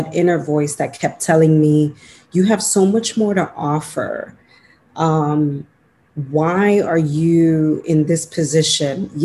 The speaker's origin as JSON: {"language": "English", "town": "New York City", "region": "New York", "country": "United States", "tie": "born or raised there", "also_born_or_lived": "Dominican Republic", "said": "I'm a Dominican born. I came to the United States when I was 1 year old. And, you know, I grew up in Washington Heights in New York City"}